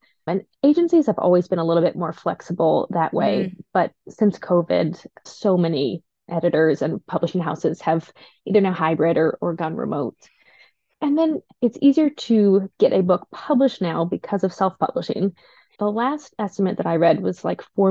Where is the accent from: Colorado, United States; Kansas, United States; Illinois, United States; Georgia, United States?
Colorado, United States; Denver; moved away as an adult; also born or lived in New York; I grew up in Denver, lived in New York for a little while, but I've been back here for almost 10 years now